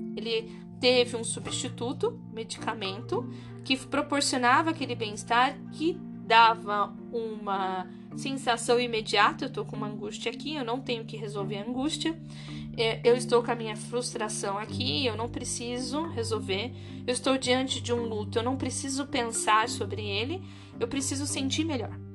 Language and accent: Portuguese; Brazil; Nós somos brasileiros